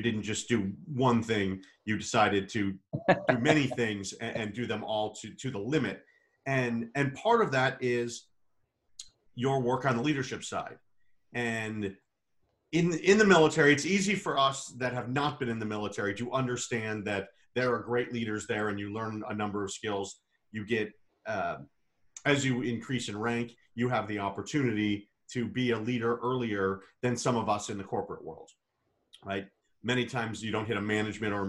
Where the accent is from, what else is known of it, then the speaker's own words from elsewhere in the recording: Bayside, Wisconsin, United States; I'm from Bayside, Wisconsin